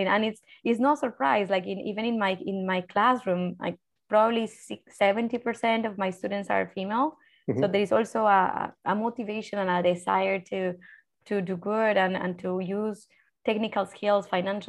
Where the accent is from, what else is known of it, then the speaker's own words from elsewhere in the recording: Colombia; moved away; me as a Colombian, as a Latin American